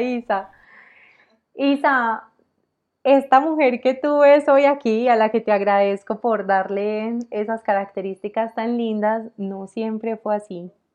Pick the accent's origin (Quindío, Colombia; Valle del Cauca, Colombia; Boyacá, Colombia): Quindío, Colombia; Armenia; moved away as an adult; now in Medellín, Colombia; yo soy de Armenia, un departamento, pues eh, Armenia queda en el Quindío, en la zona cafetera